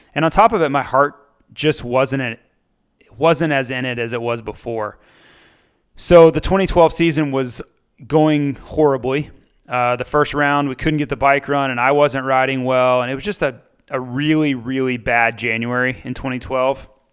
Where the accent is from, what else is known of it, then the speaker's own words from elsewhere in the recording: United States; being an American